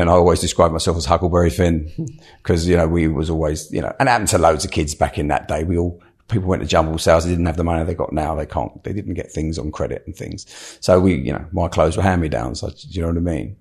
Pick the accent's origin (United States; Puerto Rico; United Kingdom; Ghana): United Kingdom; London; I grew up in South London